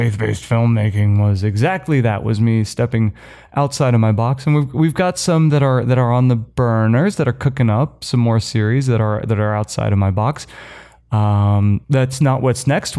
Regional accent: United States; moved away; my home country

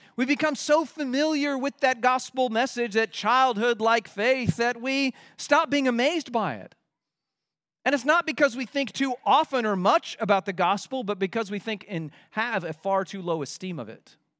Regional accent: Kansas City, United States; my childhood growing up in Kansas City

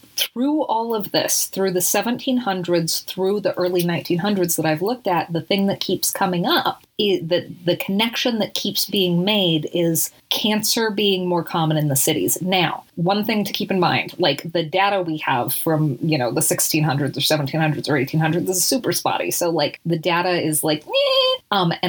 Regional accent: Salt Lake City, Utah, United States; where I grew up in Salt Lake City

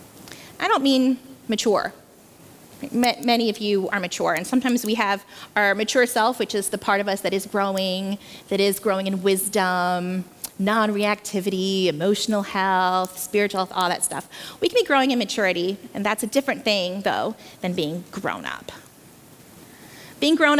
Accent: Philippines; moved away; Growing up in the Philippines

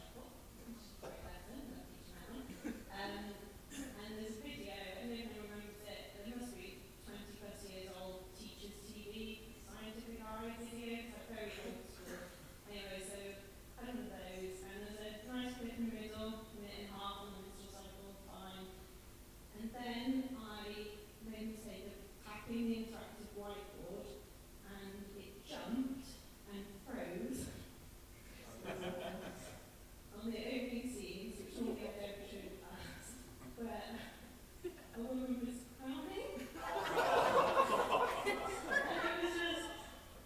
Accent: Yorkshire and the Humber, United Kingdom; moved away; I'm not actually from Western, I'm from Yorkshire

